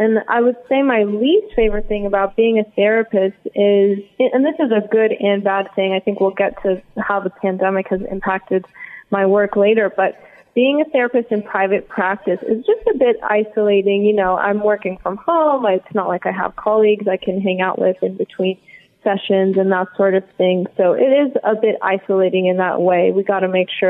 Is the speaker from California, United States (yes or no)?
yes; Los Angeles, California, United States; also born or lived in Santa Cruz, California; now in Santa Monica, United States; I grew up in West Hills